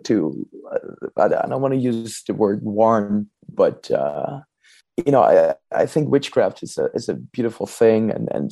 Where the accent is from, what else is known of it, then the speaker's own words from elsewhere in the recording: Amsterdam, North Holland, Netherlands; I'm from Amsterdam